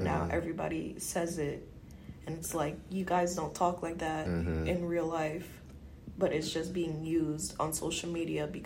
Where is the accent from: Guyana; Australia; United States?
Guyana; I'm from Guyana